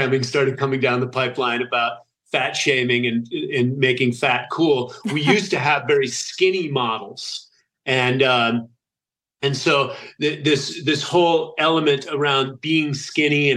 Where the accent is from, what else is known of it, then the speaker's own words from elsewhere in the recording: United States; also born or lived in Italy; being an American growing up on the standard American diet